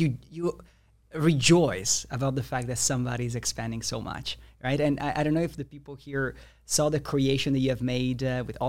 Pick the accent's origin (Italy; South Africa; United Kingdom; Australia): Italy; I'm from Italy.